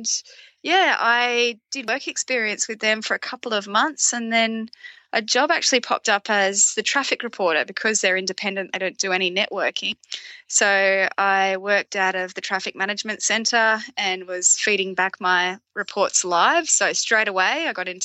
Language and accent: English; Gold Coast, Queensland, Australia; also born or lived in Sydney; now in Brisbane, Australia; I grew up on the Gold Coast